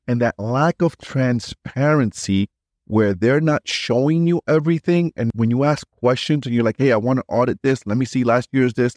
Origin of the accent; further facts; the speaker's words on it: New York City, New York, United States; I grew up in New York City